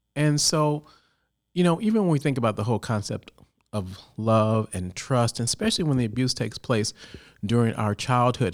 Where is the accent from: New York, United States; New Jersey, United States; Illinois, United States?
Illinois, United States; Chicago; now in California, United States; originally, I'm from Chicago